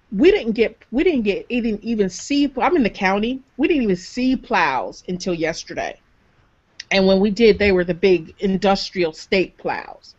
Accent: Michigan, United States; I'm from Michigan

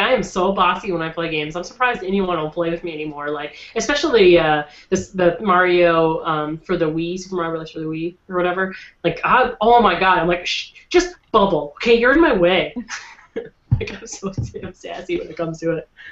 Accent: Minnesota, United States

